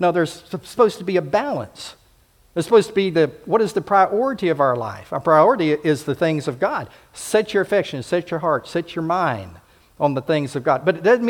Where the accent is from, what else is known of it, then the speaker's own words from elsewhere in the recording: Homestead, Florida, United States; also born or lived in Pensacola / Fort Rucker / Enterprise; I grew up in Homestead Air Force Base, and then in Pensacola, the air base there at Eglin, as well as the naval base, Fort Rucker and Enterprise, and of course Maxwell here.